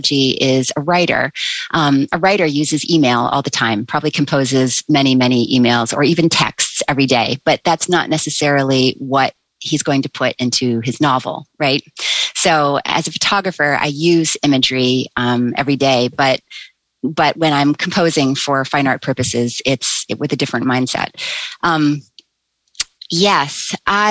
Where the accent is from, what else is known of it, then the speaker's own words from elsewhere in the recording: United States; I'm an American